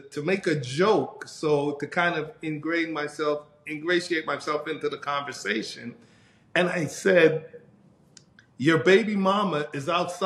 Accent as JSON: {"language": "English", "town": "New York City", "region": "New York", "country": "United States", "also_born_or_lived": "Chicago", "moved": "as an adult", "said": "I'm from New York, New York City"}